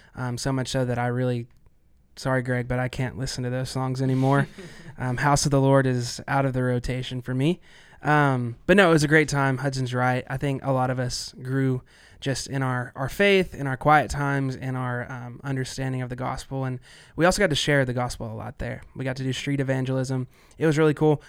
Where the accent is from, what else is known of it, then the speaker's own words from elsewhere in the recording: Arkansas, United States; I am from Arkansas